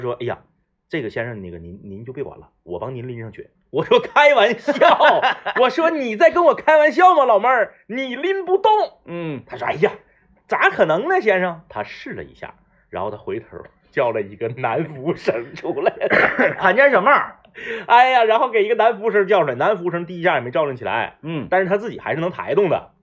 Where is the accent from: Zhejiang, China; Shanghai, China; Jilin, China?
Jilin, China; moved away; 回我老家